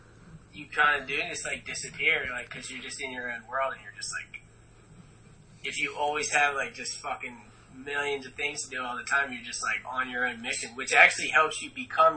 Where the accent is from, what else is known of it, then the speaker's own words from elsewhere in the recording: Birchrunville, Pennsylvania, United States; also born or lived in Reading, Pennsylvania; I grew up, I was born in Reading, Pennsylvania. It's about 2-3 hours from the beach, and I grew up in a town called Birch Runville, pretty much smallest town on the map.